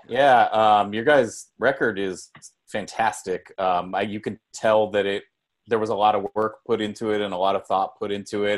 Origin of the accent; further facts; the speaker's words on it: San Jose, California, United States; we're from San Jose, and I think we grew up in a very similar way of what you're describing